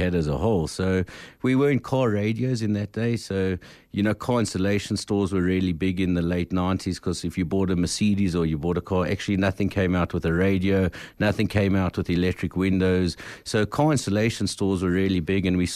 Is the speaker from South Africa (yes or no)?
yes; Delmas, Mpumalanga, South Africa; we come from Delmas, from the farmlands. My father died when I was five and my brother eight.